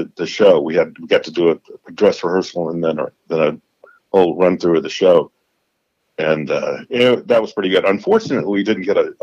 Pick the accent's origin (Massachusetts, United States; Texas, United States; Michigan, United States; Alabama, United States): Alabama, United States; Tuscaloosa; now in Chattanooga, United States; I'm from that town. I'm from Tuscaloosa.